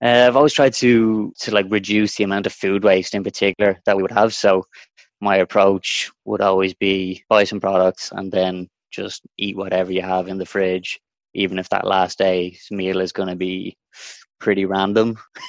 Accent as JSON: {"language": "English", "country": "Denmark", "moved": "yes", "lives_now": "Dublin, Ireland", "said": "Originally, I'm from Denmark, but I've lived in Ireland for the vast majority of my life. Spent a bit of time in Spain as well. As I said, most of the time has been here in Dublin."}